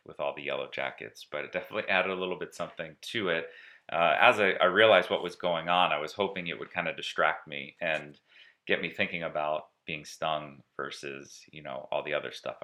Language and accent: English; East Coast, United States; now in California, United States; I grew up on the East Coast, but living in California now